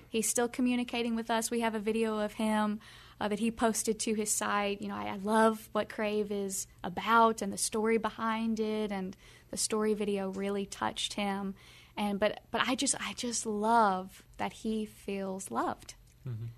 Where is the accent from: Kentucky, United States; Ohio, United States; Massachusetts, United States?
Kentucky, United States; we're from the South, we're from Kentucky, Bible Belt